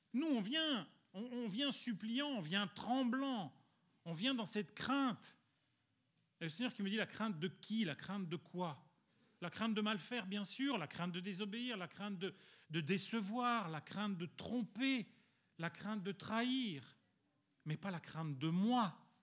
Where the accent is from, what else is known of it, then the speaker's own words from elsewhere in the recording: Belgium; also born or lived in Italy; now in France; je suis italien, vous savez que j'ai grandi en Belgique où il fait quand même relativement froid